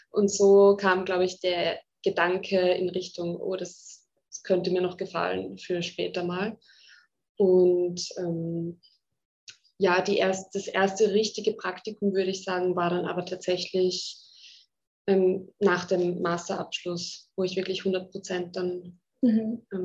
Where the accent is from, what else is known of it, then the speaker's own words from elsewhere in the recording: Zurich, Switzerland; Ich bin in Zürich aufgewachsen.